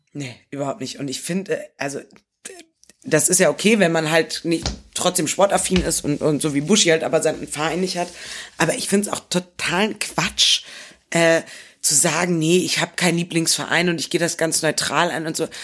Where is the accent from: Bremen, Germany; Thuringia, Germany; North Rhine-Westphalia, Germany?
Bremen, Germany; als gebürtige Bremerin